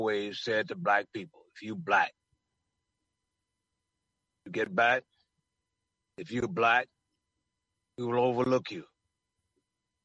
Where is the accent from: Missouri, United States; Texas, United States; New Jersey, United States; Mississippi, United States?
Mississippi, United States; Jackson; now in San Francisco, United States; Barry Street in Jackson, Mississippi, my hometown